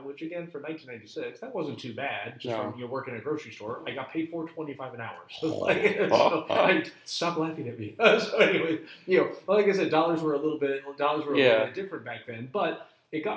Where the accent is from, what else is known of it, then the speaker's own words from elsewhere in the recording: Chicago, Illinois, United States; I grew up in Chicago